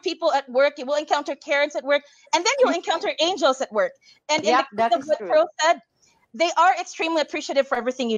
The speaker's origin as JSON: {"language": "English", "area": "Cebu", "region": "Central Visayas", "country": "Philippines", "moved": "as an adult", "lives_now": "United States", "said": "I was from Cebu"}